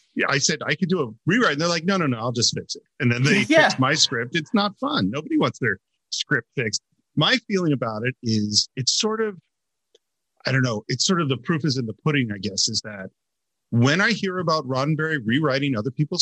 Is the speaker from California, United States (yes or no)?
yes; Bay Area, California, United States; being a native Californian, growing up in the Bay Area